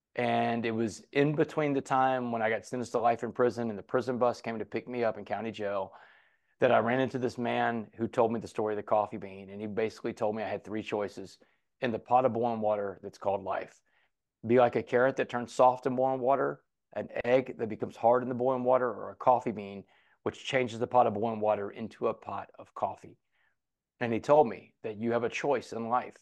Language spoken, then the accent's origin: English; Port Arthur, Texas, United States; Port Arthur, Texas is a town I grew up